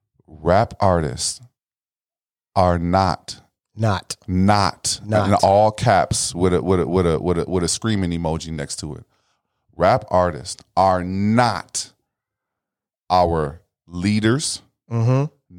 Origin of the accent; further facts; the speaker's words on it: United States; as an American person or as a black person